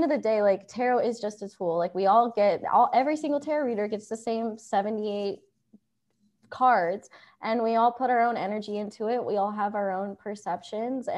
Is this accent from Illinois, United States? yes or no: no; Ohio, United States; moved away; I'm from Ohio. I would say I grew up in a small town